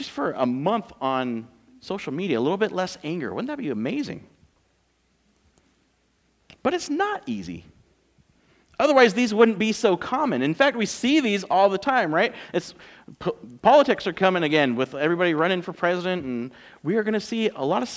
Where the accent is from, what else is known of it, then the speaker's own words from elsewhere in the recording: California, United States; moved away; We're from California